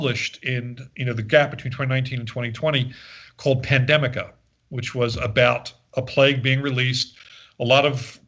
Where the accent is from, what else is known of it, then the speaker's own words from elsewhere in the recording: Philadelphia, Pennsylvania, United States; I grew up in Philadelphia